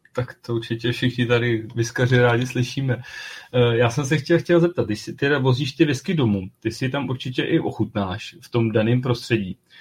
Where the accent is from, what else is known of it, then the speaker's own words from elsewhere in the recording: Czechia; jsme Češi